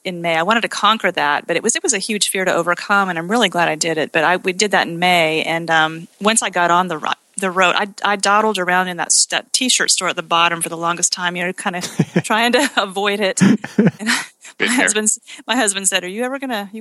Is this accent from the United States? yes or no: yes; Utah, United States; now in Conway, United States; Me being from Utah